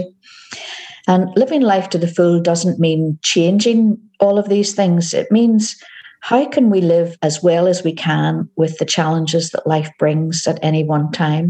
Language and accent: English; Northern Ireland, United Kingdom; moved away as an adult; also born or lived in Scotland; now in Glasgow, United Kingdom; As you can tell from my accent, I am originally from Northern Ireland, but I've been living in Scotland now for 18 years.